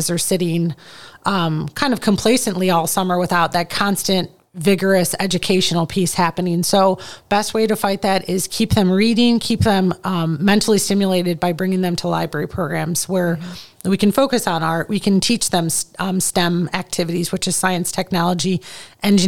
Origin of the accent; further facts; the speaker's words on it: Midwest, United States; growing up in the Midwest